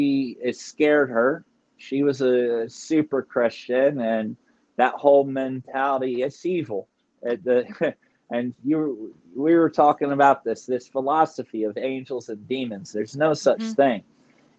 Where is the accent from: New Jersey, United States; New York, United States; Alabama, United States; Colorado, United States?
New Jersey, United States; near Camden; I'm not far from Camden, New Jersey, not far from Philly